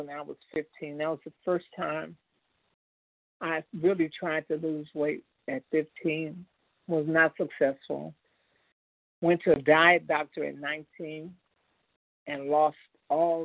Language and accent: English; Chicago, Illinois, United States; moved away as an adult; also born or lived in Indiana; Chicago is my hometown